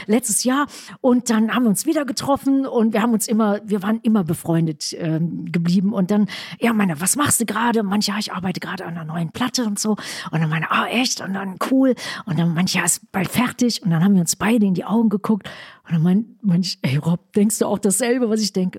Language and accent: German; West Germany, Germany; first language German